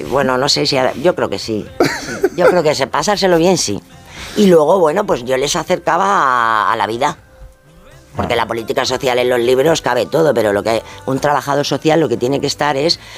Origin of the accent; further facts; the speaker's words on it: Extremadura, Spain; now in Madrid, Spain; nosotros veníamos, vinimos de Extremadura a, Madrid y bueno, pues veníamos pues con muchísimas dificultades.